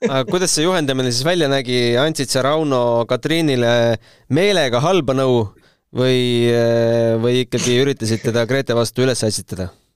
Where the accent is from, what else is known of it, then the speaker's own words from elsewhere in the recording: Tartu, Tartu County, Estonia; mina ka Tartust